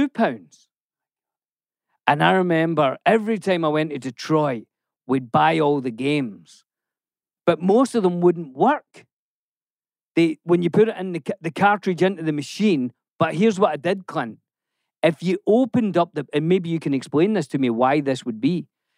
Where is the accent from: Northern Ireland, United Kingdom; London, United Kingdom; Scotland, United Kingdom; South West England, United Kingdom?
Scotland, United Kingdom; And obviously, I grew up in Scotland.